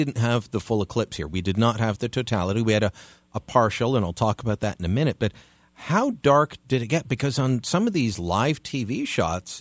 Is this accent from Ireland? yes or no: no; Hamilton, Ontario, Canada; moved away as an adult; now in Ottawa, Canada; Hamilton, Ontario, my hometown